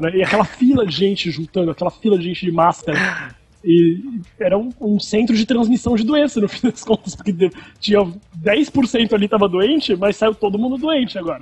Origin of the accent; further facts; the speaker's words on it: Brazil; moved away; porque eu sou brasileiro